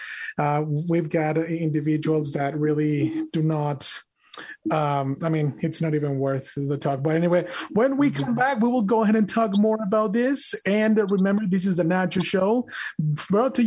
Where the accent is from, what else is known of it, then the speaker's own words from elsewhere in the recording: Mexico; moved away; I was born and raised in Mexico